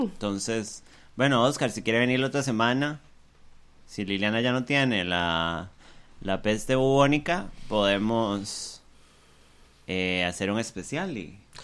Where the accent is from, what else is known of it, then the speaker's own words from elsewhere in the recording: Costa Rica; nosotros como colectivo, Tico